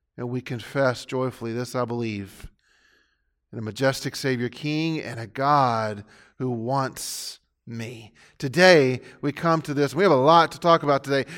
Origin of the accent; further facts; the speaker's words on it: Pasadena, Texas, United States; I got tired of trying to defend the town that I grew up in. Most of what people knew about the city of Pasadena was that it was polluted